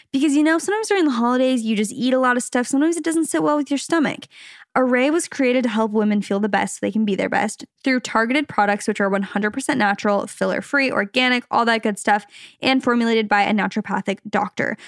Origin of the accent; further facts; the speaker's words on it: Arizona, United States; also born or lived in Los Angeles, California; now in Orange County, United States; We're from Arizona originally. We lived in L A for a little bit. Now we're in the O C